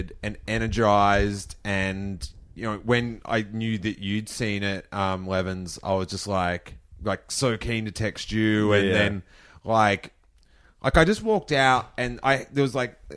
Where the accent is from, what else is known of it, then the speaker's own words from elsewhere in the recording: Melbourne, Victoria, Australia; So I'm from Melbourne